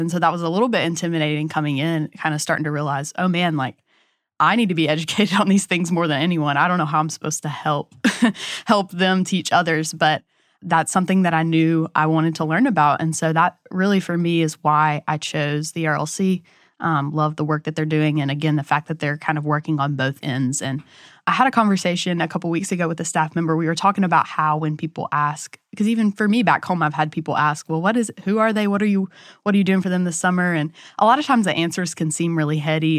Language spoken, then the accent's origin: English; Hattiesburg, Mississippi, United States; I'm from Hattiesburg, Mississippi